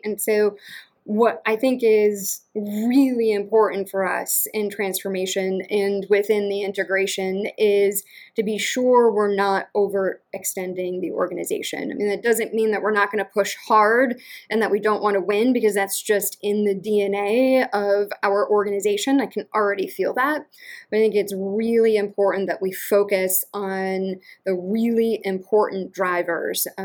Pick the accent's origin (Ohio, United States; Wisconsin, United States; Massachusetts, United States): Massachusetts, United States; Western; also born or lived in Connecticut / Baltimore; now in Atlanta, United States; I'm from Western Massachusetts. And apparently I've got the accent to prove it, though I do not sense it at all.